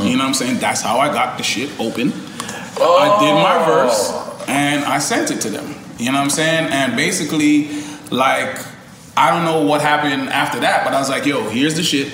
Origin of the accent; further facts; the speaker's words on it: Canada; we grew up on Degrassi in Canada